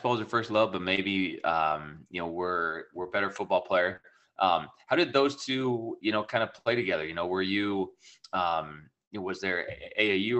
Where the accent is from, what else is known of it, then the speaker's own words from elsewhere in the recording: Ackley, Iowa, United States; growing up in Ackley, Iowa